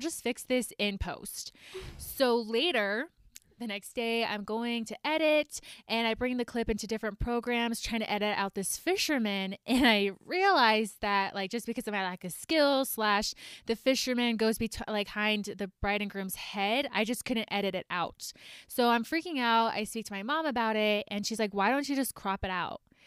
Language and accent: English; Georgia, United States; moved away as an adult; also born or lived in Idaho; now in Salt Lake City, United States; I grew up in Georgia